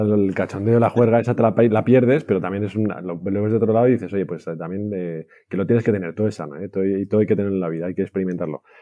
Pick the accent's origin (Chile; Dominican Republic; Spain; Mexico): Spain; Valencia, Valencian Community; also born or lived in Barcelona / London; yo soy español, mis hermanos tuvieron, somos tres chicos, eh, nacimos en Valencia